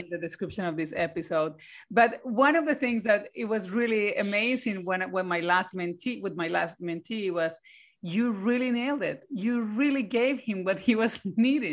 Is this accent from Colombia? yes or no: yes; Colombia; now in Sweden; I was from Colombia and I was a lawyer.